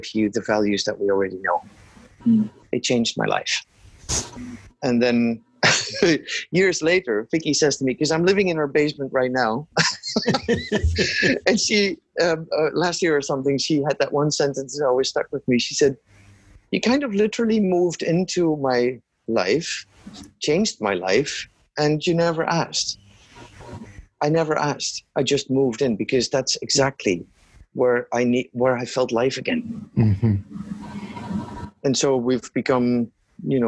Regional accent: Netherlands; moved away as an adult; also born or lived in Kenya / Afghanistan; I was raised, born and raised in the Netherlands.

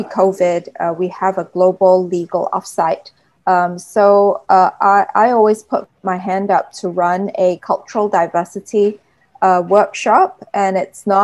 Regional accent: Singapore; also born or lived in United Kingdom; I'm Singaporean, I've lived in the UK two times

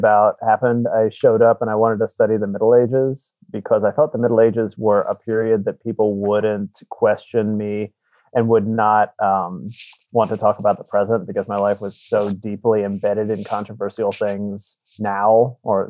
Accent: South Florida, United States; I grew up in South Florida

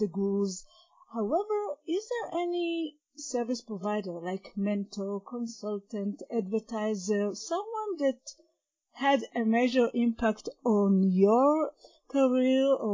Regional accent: Israel; This is my hometown

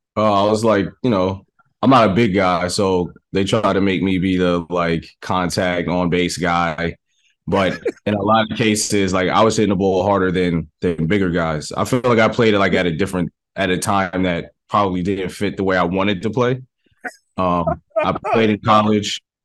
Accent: New York City, New York, United States; I'm from the Bronx

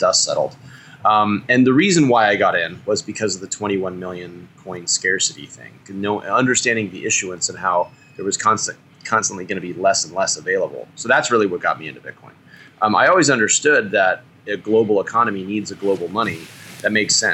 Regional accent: California, United States; also born or lived in Texas; As a Californian

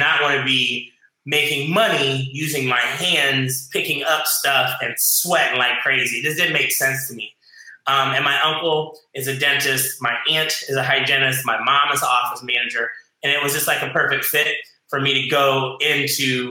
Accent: Ohio, United States; moved away as an adult; also born or lived in Hawaii / Las Vegas; now in South Florida, United States; I was raised on this big farm in Ohio

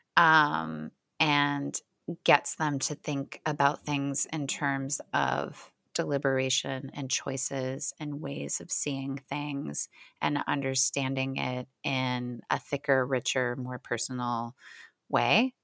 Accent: Hamilton, Ohio, United States; moved away; Middletown is about eight minutes from my hometown, Hamilton, and it's basically the same place.

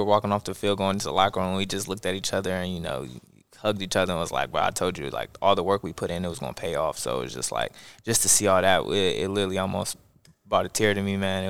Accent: Columbus, Ohio, United States; moved away; I'm from Columbus, Ohio.

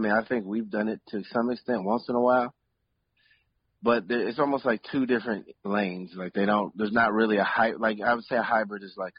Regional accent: Philadelphia, Pennsylvania, United States; born there; also born or lived in Cincinnati / Houston / California / Oakland; But I was born in Philadelphia. I lived in Cincinnati. I lived down in Houston. Pretty much lived all over the country

